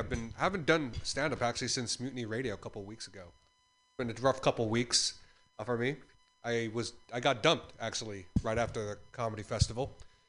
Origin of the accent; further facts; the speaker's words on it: Philippines; as a Filipino, I'm never on time.